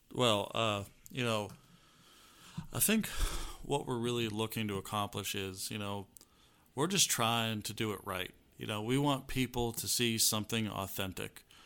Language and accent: English; United States; I grew up hiding in the Chesapeake Bay